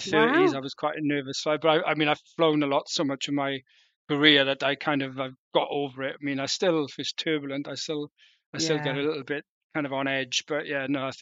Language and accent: English; Rhondda, South Wales, United Kingdom; moved away as an adult; now in London, United Kingdom; I'm originally from South Wales, from the Rhondda in South Wales, mining valleys.